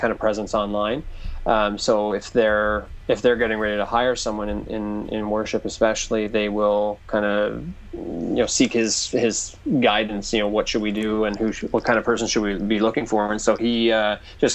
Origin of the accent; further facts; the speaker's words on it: Newfoundland and Labrador, Canada; I grew up in Newfoundland, which is kind of it's like the music hub of Canada, basically